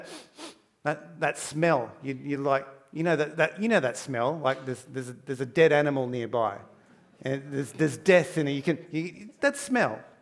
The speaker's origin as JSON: {"language": "English", "town": "Townsville", "region": "Queensland", "country": "Australia", "tie": "born or raised there", "moved": "yes", "said": "I grew up in Townsville, North Queensland. I did all my primary school up there."}